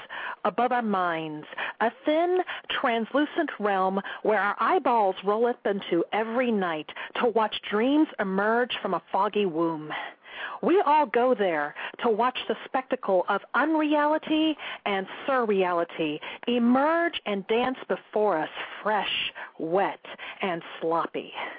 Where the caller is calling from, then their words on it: Columbus, Ohio, United States; I am calling from Columbus, Ohio.